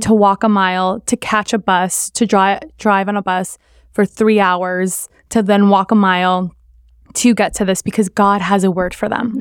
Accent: South Florida, United States; my parents are from Columbia, but I grew up in South Florida

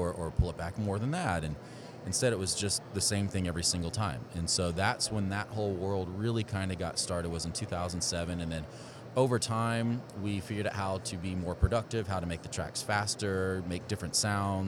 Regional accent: Houston, Texas, United States; growing up in the Houston area, going to Westfield High School and then the University of Houston

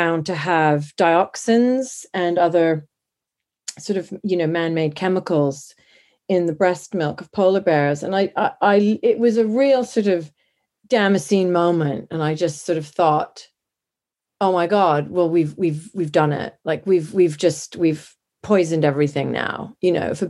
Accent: Canada; moved away as an adult; also born or lived in Montana; now in London, United Kingdom; I was born in Canada, but I've lived in London, England, since my early 20s.

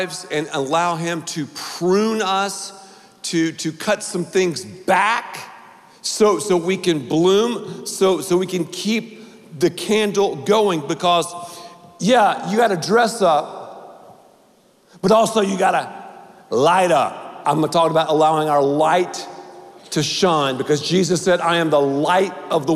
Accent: Dallas, Texas, United States; I'm from Dallas

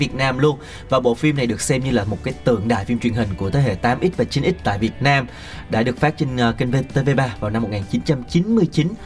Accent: Kon Tum, Kon Tum Province, Vietnam; Em hồi đó ở Con Tum.

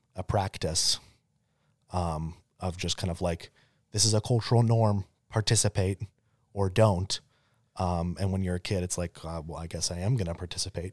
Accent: Arizona, United States; growing up in Arizona

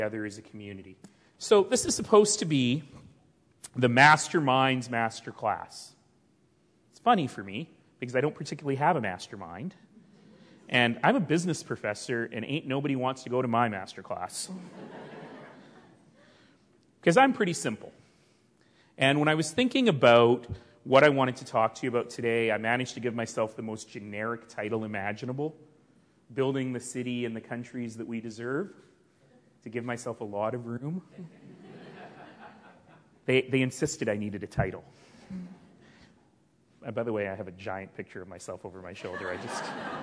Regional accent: Calgary, Alberta, Canada; The Blackfoot call the place I come from Mokinstis, the elbow, the place where two rivers meet

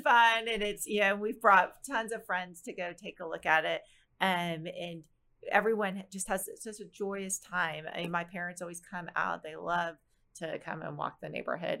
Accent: Plano, Texas, United States; growing up in Plano

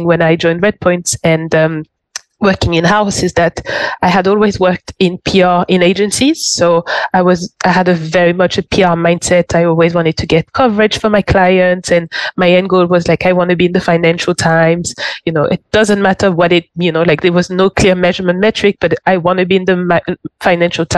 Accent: Paris, Île-de-France, France; English is a second language; moved away as an adult; also born or lived in London / Barcelona; I'm French. So it all started off back home. So I grew up in Paris

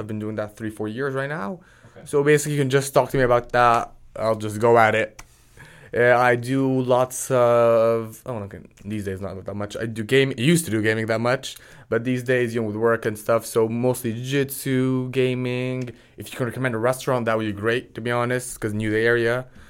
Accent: Florida, United States; born there; also born or lived in Jordan / Dubai / Portsmouth; now in Texas, United States; I was born in Florida, moved out of there, went to the Middle East, went to Jordan, Dubai, did high school over there, then moved to Europe, to Portsmouth

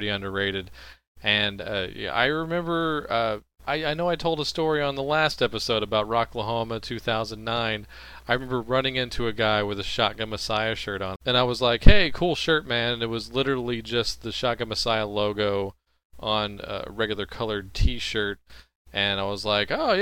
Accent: Louisiana, United States; now in Dallas, United States; I'm from Louisiana originally

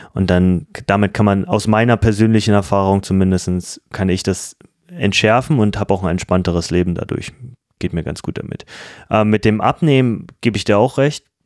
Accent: Germany; als Deutsche

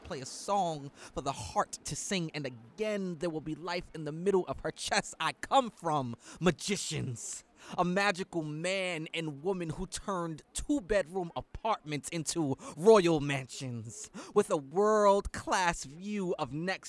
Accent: New York City, New York, United States; I come from St. James and Fulton, C train Clinton Washington stop

